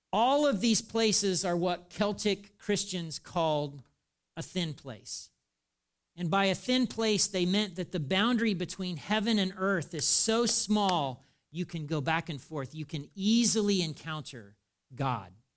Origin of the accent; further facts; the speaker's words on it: United States; I'm an American too